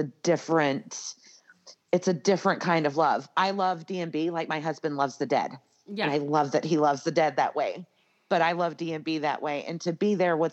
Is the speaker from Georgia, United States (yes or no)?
yes; Atlanta, Georgia, United States; now in Las Vegas, United States; I'm from Atlanta